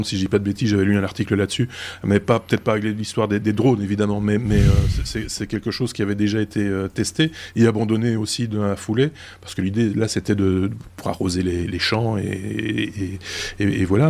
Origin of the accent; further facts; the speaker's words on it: Belgium; chez nous en Belgique